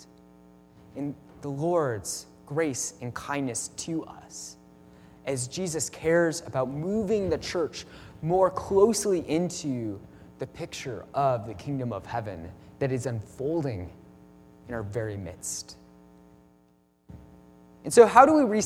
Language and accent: English; Midwest, United States; I'm from the Midwest